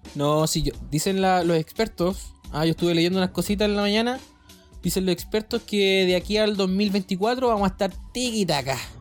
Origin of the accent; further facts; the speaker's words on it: Valdivia, Los Ríos, Chile; soy de Valdivia